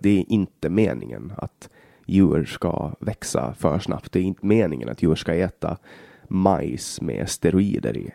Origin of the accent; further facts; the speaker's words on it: Åland Islands; Hemma på Åland